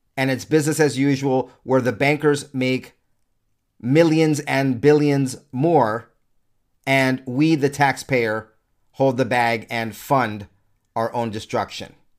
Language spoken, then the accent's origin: English; United States; I'm an American, an American consumer with a family and children